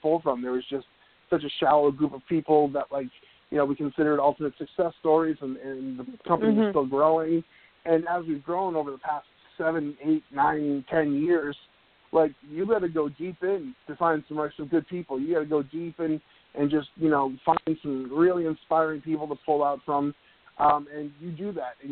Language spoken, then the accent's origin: English; Needham, Massachusetts, United States; moved away; my hometown of Needham, Massachusetts